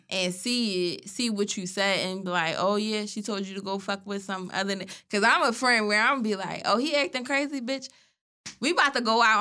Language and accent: English; Philadelphia, Pennsylvania, United States; We're from Philly.